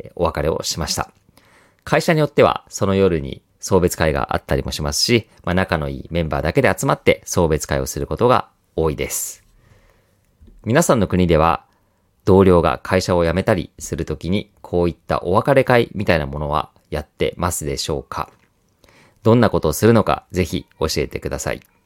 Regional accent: Kansai, Osaka, Japan; 私は関西、大阪出身

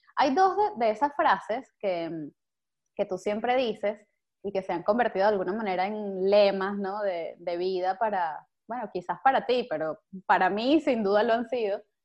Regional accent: Venezuela; now in Spain; nuestro ahora como venezolanos, que estamos todos por ahí regados

